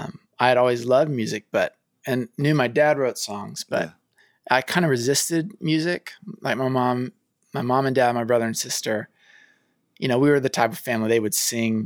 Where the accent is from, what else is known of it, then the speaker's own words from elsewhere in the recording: the South, United States; now in Los Angeles, United States; I grew up in the South kind of as a Christian